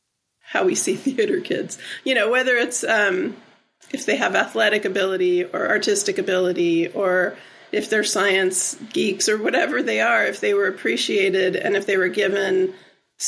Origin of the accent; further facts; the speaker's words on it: Southern California, United States; now in Ben Lomond, United States; I grew up in Southern California